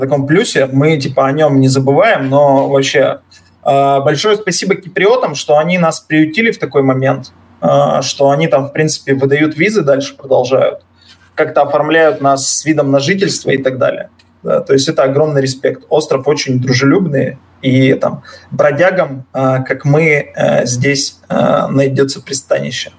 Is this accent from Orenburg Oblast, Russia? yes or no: no; Yekaterinburg, Sverdlovsk Oblast, Russia; moved away as an adult; now in Cyprus; я уралец